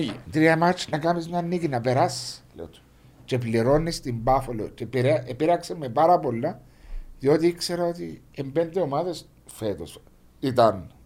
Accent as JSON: {"language": "Greek", "country": "Cyprus"}